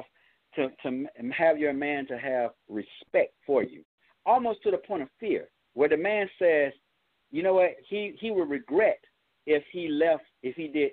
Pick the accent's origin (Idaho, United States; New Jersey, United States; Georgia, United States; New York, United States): Georgia, United States; Atlanta; I'm from Cleveland Avenue. I stay in the same neighborhood as …